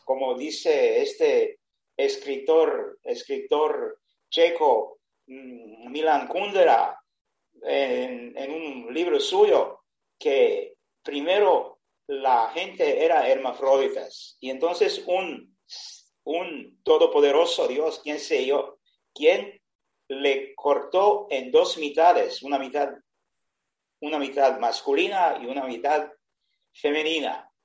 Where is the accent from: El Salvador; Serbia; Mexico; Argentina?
Serbia; Spanish is a second language; yo soy de Serbia, tengo 70 años